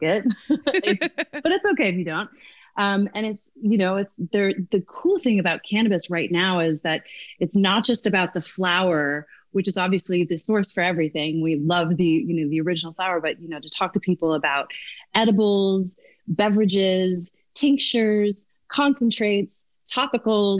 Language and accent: English; Newfoundland and Labrador, Canada; moved away as an adult; also born or lived in Dublin, Ireland; now in United States; i i grew up in Newfoundland.